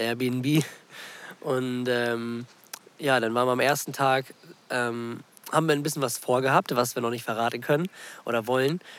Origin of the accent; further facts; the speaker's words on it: Germany; bei uns in Deutschland